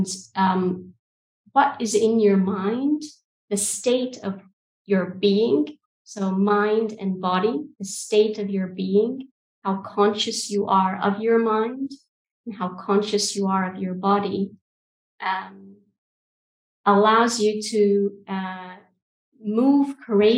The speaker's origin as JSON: {"language": "English", "country": "Egypt", "also_born_or_lived": "United Kingdom / Saudi Arabia", "lives_now": "Albania", "said": "So calling from Albania, but culturally I'm from Egypt and the UK, and I studied in an American system. So I've got a whole cultural mix that I tend to tap into, born in Saudi Arabia."}